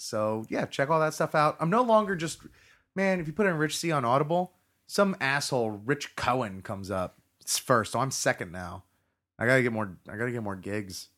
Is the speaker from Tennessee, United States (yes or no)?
no; Florida, United States; I was born and live in Florida